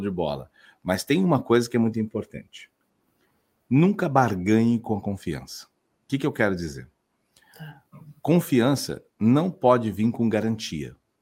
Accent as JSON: {"language": "Portuguese", "town": "Sertãozinho", "region": "São Paulo", "country": "Brazil", "tie": "born or raised there", "moved": "yes", "lives_now": "Florianópolis, Brazil", "said": "Eu sou interior ah. de é. São Paulo, sou nascido em Sertãozinho, lá de Ribeirão Preto, mas estou em Floripa"}